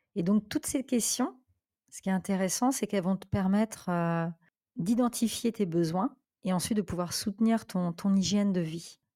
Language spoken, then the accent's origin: French; France; moved away as an adult; now in Portugal; je suis originaire de France et actuellement, je, je vis au Portugal depuis deux ans